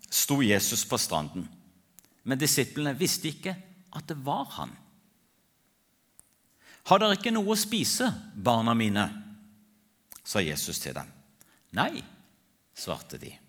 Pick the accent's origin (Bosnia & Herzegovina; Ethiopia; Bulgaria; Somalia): Ethiopia; Jeg ble født og vokste opp i Etiopia som misjonærbarn.